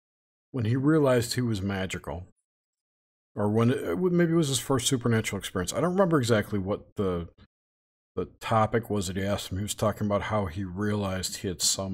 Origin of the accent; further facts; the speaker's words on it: Long Island, New York, United States; I'm from Long Island.